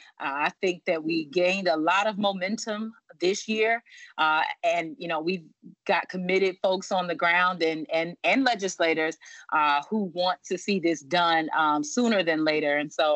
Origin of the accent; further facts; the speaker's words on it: Virginia, United States; Not at all. I am from Virginia. I went to school in North Carolina. I've lived in many states throughout my life.